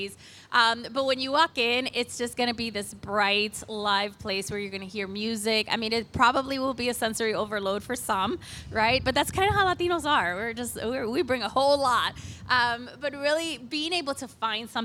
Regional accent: Cleveland, Ohio, United States; I am a proud Lincoln West alum, by the way. I grew up on West 30th and Clark, and so this is my homecoming with CentroVilla.

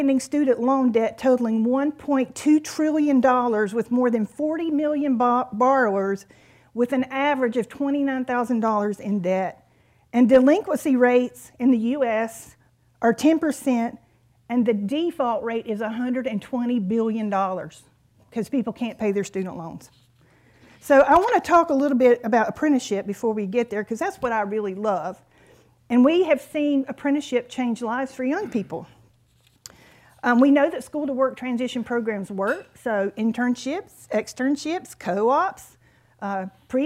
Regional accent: North Carolina, United States; I'm from North Carolina

